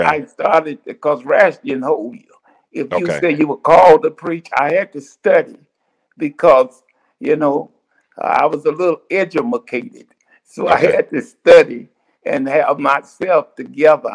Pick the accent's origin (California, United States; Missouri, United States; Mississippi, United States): Mississippi, United States; Cleveland; moved away as an adult; also born or lived in Jackson, Mississippi; now in Little Rock, United States; I was raised in the Mississippi Delta